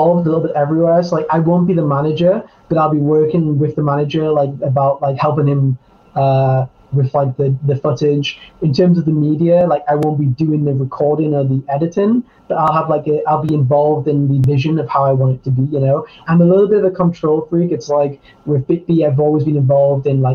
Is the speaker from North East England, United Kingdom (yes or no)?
yes; Newcastle upon Tyne, North East England, United Kingdom; moved away as an adult; also born or lived in Budapest / Spain; now in London, United Kingdom; one of the places I haven't lived in my adult life is my hometown, Newcastle